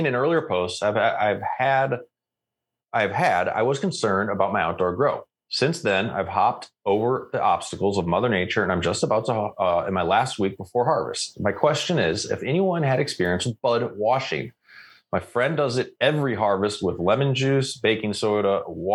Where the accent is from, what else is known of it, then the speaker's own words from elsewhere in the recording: Canada; I am Canadian